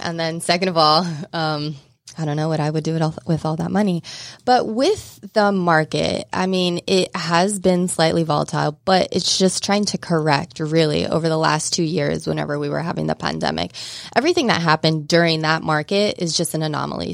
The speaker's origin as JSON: {"language": "English", "region": "Southeast Kansas", "country": "United States", "tie": "born or raised there", "moved": "as an adult", "lives_now": "Atlanta, United States", "said": "Grew up in Southeast Kansas"}